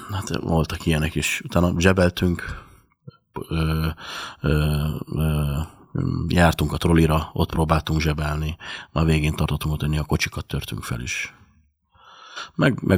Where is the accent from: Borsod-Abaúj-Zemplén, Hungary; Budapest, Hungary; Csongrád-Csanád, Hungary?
Budapest, Hungary; also born or lived in Ózd; de egy éves korom óta Pesten nevelkedtem. Egy éves koromtól itt Budapesten vagyok, a hetedik kerületben nőttem föl. Nagyon szegény családból ö, származom.